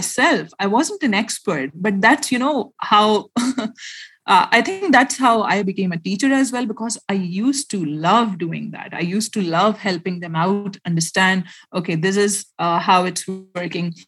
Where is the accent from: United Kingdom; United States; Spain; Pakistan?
Pakistan; Khyber Pakhtunkhwa; I am a Pashtun from Pakistan. So I belong from my village that is called Lucky Marwat and Bannu. So every year we used to visit our village every year